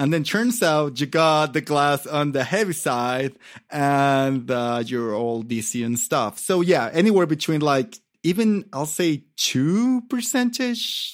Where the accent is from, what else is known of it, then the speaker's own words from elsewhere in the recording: Mexico City, Mexico; moved away as an adult; now in Oaxaca, Mexico; I grew up in Mexico City